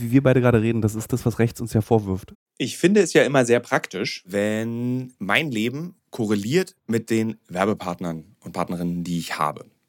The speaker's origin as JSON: {"language": "German", "region": "Berlin", "country": "Germany", "tie": "born or raised there", "said": "in meiner Heimatstadt Berlin"}